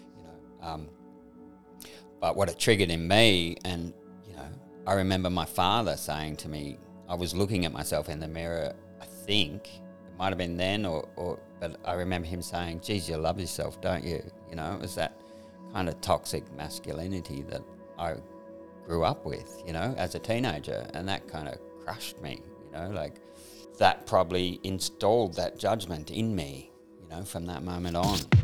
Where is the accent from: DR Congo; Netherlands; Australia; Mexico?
Australia; Sydney, New South Wales; moved away as an adult; also born or lived in New York / France / England; I grew up in Sydney, grew up on the northern beaches, surfy kind of life